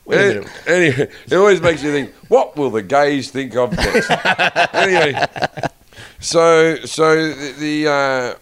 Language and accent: English; Sydney, New South Wales, Australia; moved away; also born or lived in England; I'm from Sydney.